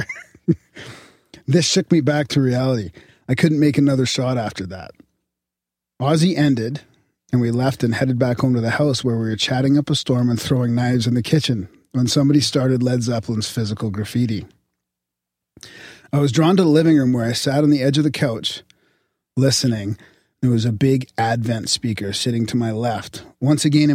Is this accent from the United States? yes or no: no; Canada